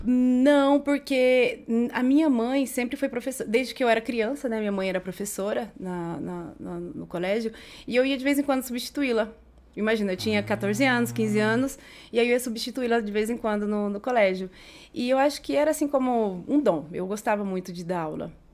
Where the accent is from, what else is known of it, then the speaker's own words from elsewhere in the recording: Jaraguari, Mato Grosso do Sul, Brazil; moved away as an adult; also born or lived in Campo Grande; now in Madrid, Spain; Eu nasci em, em Campo Grande, do, em Mato Grosso do Sul, mas eu tive a sorte, o privilégio de passar a maior parte da minha infância e da adolescência em Jaraguari